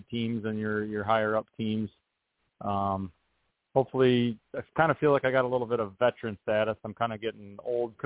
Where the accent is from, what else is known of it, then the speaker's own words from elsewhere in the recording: Wisconsin, United States; my home state of Wisconsin